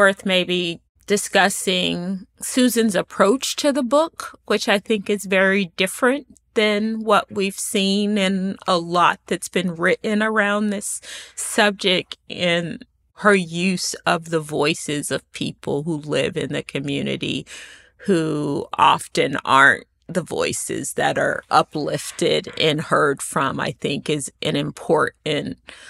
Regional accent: Charleston, South Carolina, United States; also born or lived in Germany / Atlanta; So I always say I'm a Charleston native, sort of. Both of my parents were born and raised in Charleston, and so my family has deep roots here. My father was military, so I was actually born in Germany, but went to high school in Charleston

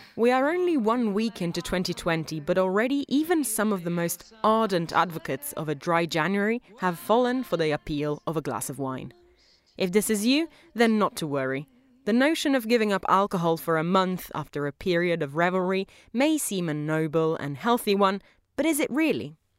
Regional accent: Italy; I am from Italy, where we generally take the time to enjoy a glass of something delicious

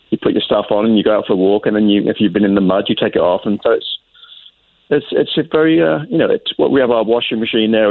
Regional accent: England, United Kingdom; now in New England, United States; I grew up in England and I lived there in a two-story house that had a three bedrooms upstairs, kitchen, dining room, and what we call a front room downstairs.

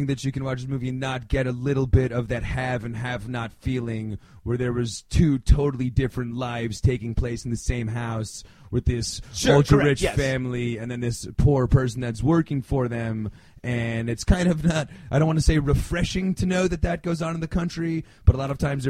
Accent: Mexico City, Mexico; to my childhood growing up in Mexico City in the early 70s, where it was nothing but like eating Twinkies and going to the movies.

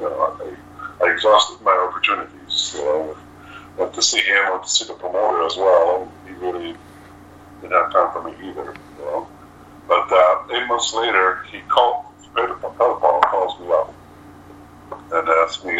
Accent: Moncton, New Brunswick, Canada; I'm from Moncton, New Brunswick.

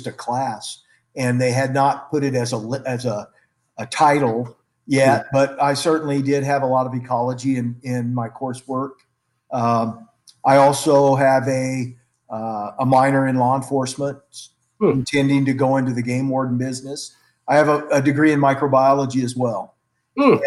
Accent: Alamogordo, New Mexico, United States; also born or lived in Santa Fe, New Mexico; I've lived in New Mexico all my life, was born and raised here, a place called Alamogordo, New Mexico, at the base of the Sacramento Mountains

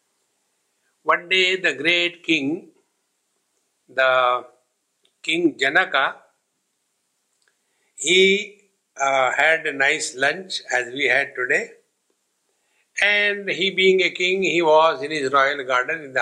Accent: India; I am Indian, here I refers to the nationality that I have.

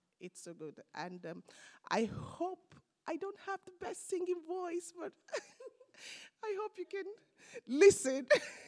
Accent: Bradford, Yorkshire and the Humber, United Kingdom; I am from Bradford. I live in Bradford.

